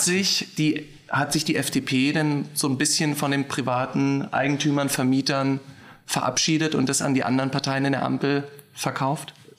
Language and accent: German; Berlin, Germany; als gebürtiger Berliner